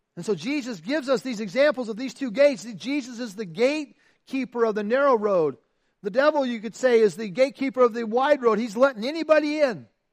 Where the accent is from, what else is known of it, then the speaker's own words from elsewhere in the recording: Iowa, United States; I'm from Iowa, right? I mean, Iowa. I lived on a farm. I grew up on a farm